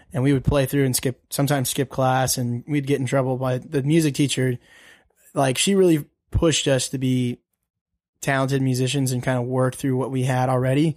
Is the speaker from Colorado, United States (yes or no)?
yes; Denver, Colorado, United States; also born or lived in Birmingham, Alabama; I'm originally from Birmingham, but we grew up in Colorado. Okay. Um, so we grew up in Denver